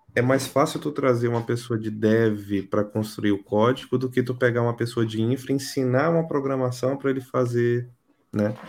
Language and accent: Portuguese; Brazil; moved away as an adult; now in Portugal; Eu saí do Brasil faz um, faz um tempo já